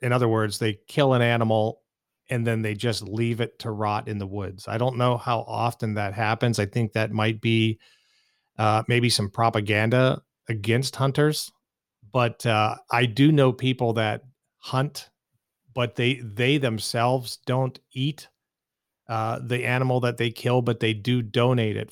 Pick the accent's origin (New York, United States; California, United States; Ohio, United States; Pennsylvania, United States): Pennsylvania, United States; east of Pittsburgh, rural; now in Phoenix, United States; I grew up in, uh, the rural, uh, parts of Pennsylvania, about thirty miles or so, I would say, uh, east of the city of Pittsburgh